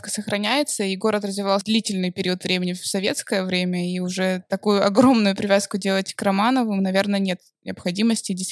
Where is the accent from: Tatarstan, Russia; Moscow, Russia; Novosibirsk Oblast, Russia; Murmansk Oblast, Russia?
Murmansk Oblast, Russia; Murmansk; Так как я сама уже родилась в Мурманске